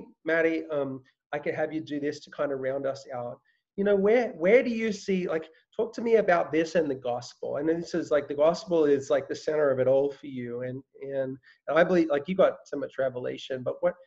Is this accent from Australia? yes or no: yes; Australia; moved away; I grew up in Australia